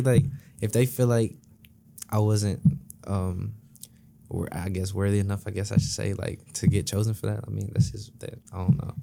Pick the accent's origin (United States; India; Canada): United States; Memphis, Tennessee; now in East Lansing, United States; I'm from Memphis